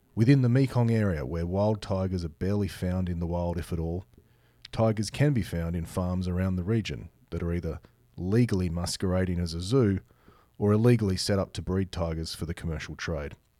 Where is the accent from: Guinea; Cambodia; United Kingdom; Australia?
Australia; my home country of Australia